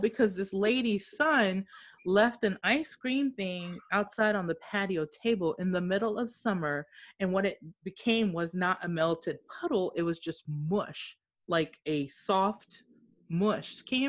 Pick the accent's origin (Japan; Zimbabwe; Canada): Japan; Okinawa; especially us being from overseas and me growing up in Okinawa, some of these foods don't taste right.